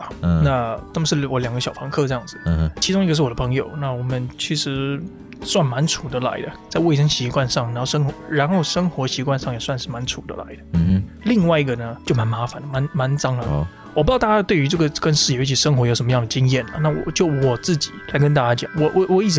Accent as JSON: {"language": "Chinese", "country": "Taiwan", "said": "我们台湾人"}